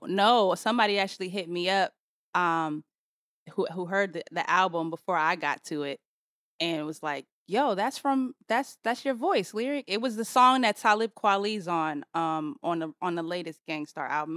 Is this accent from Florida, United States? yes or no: no; Boston, Massachusetts, United States; moved away; also born or lived in Atlanta / Los Angeles; I'm from Boston